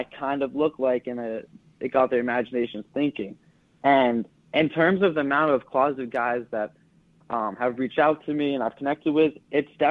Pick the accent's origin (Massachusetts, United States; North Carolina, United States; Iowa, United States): Massachusetts, United States; I'm from Massachusetts